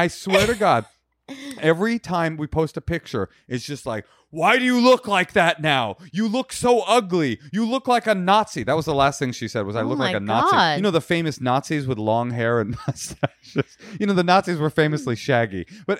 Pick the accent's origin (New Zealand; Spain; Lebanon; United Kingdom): Spain; Balearic Islands; No. Soy de España. Mallorca, actually.